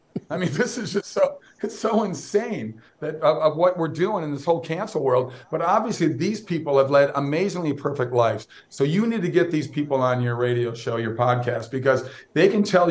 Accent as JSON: {"language": "English", "region": "Minnesota", "country": "United States", "tie": "born or raised there", "said": "I grew up in Minnesota"}